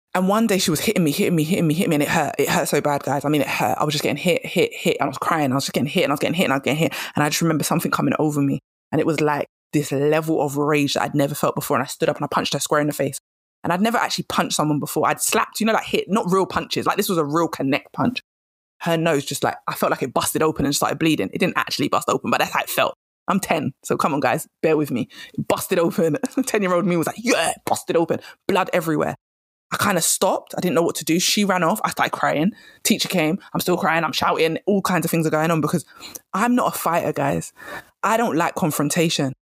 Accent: England, United Kingdom; I'm English

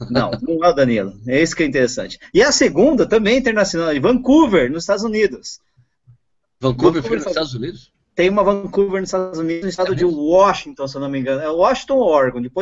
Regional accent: São Bernardo do Campo, São Paulo, Brazil; São Bernardo, Campo, minha terra, né? Minha, terra São Bernardo Campo, as batateiras.

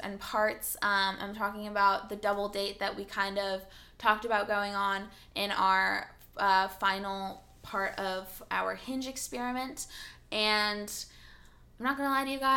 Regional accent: California, United States; English is a second language; I grew up very Californian

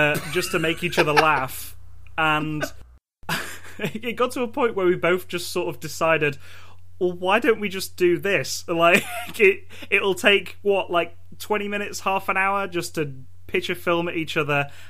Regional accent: England, United Kingdom; I'm from England.

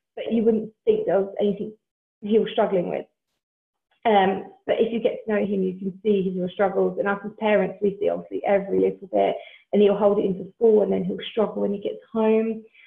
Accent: Essex, East of England, United Kingdom; moved away as an adult; now in South Wales, United Kingdom; I'm actually originally from Essex, but my husband and I decided to move um, to South Wales about six and a half years ago now.

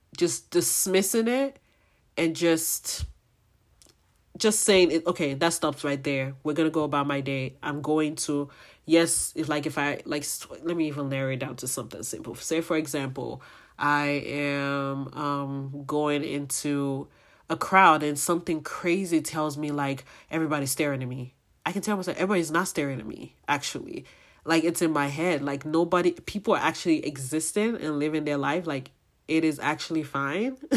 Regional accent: Nigeria; my Nigerian people

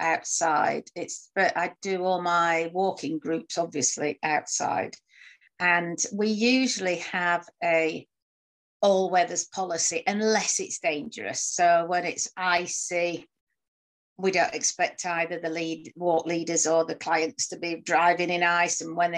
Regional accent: Wakefield, Yorkshire and the Humber, United Kingdom; accent: Barnsley; also born or lived in Rotherham; Well, I was born in Rotherham. But then moved to between Barnsley and Wakefield when I was about six, and went to school in Wakefield. And, you know, I've got a strong, more of a strong Barnsley accent, I think.

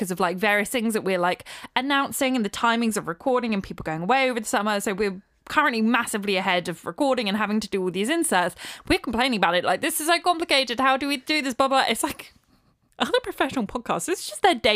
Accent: United Kingdom; we're British

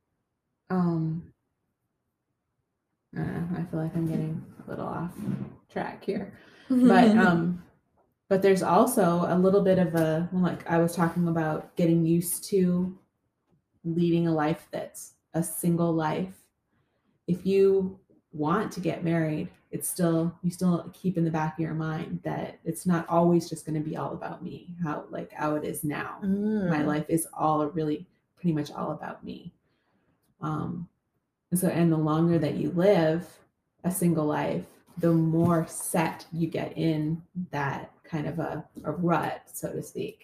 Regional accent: Canada; moved away as an adult; now in United States; I grew up in Canada

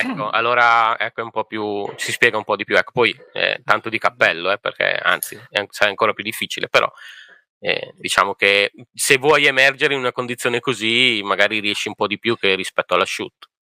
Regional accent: Emilia-Romagna, Italy; io sono emiliano

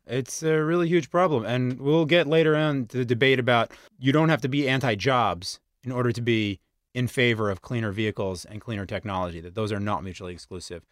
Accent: United States; I'm American

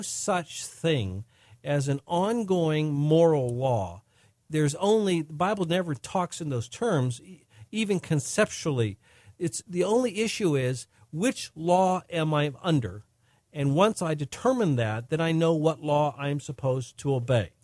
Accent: United States; In America, we, we are under American law

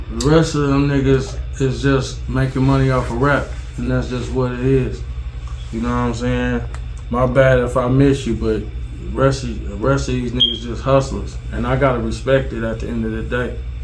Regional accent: Detroit, Michigan, United States; Born and raised in Detroit

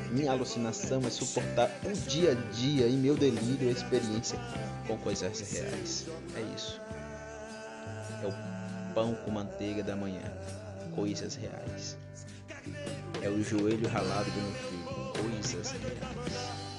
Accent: Brazil; tenho orgulho de ser brasileiro

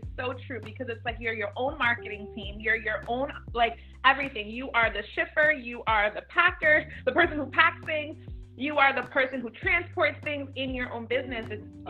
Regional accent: New York City, New York, United States; I grew up in Midtown Manhattan, and everybody's like, oh my gosh, that's like the mecca of it all.

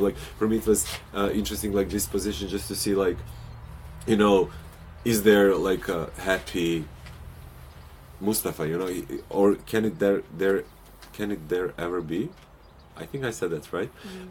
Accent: Montenegro; moved away; my home country, Montenegro

